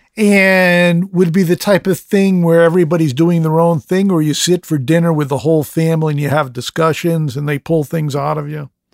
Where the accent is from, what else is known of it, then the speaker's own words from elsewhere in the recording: United States; I'm an American